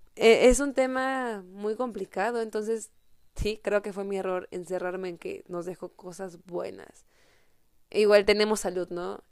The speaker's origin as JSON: {"language": "Spanish", "country": "Mexico"}